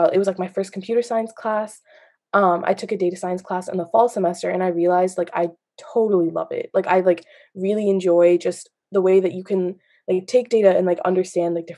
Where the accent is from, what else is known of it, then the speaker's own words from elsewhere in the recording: Massachusetts, United States; I'm from Massachusetts